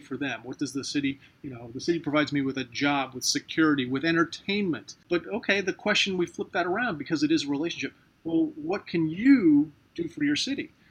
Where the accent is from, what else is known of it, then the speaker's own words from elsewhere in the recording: Ohio, United States; now in St. Petersburg, United States; I'm originally from Ohio.